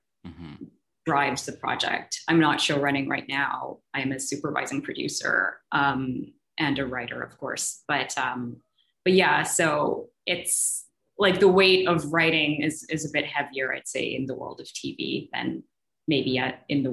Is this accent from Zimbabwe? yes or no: yes; Zimbabwe; I grew up in Zimbabwe